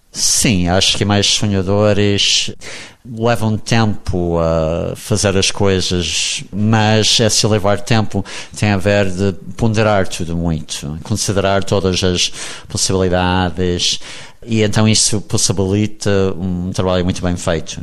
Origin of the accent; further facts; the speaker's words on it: United States; accent: American; first language English; Portuguese is a second language; moved away; also born or lived in Brazil; eu a viver na Inglaterra não ia perder o meu sotaque americano